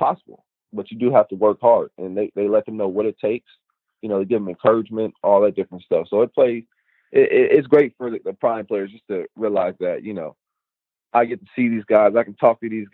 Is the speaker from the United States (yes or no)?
yes; Tyrone, Georgia, United States; from where I'm from Tyrone, Georgia